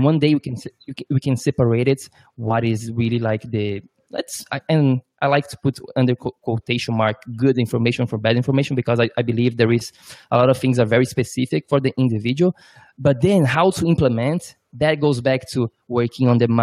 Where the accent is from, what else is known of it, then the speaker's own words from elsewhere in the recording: Brazil; now in New York, United States; I'm from Brazil